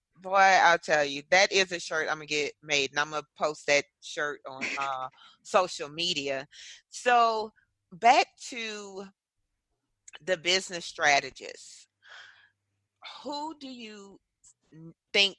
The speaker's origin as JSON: {"language": "English", "region": "Louisiana", "country": "United States", "accent": "gumbo of accents", "said": "Being from Louisiana, people expect the accent they hear on TV"}